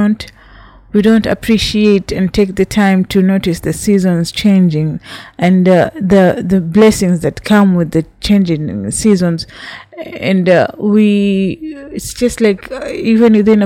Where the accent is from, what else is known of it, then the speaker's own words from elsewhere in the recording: Kenya; I'm from Kenya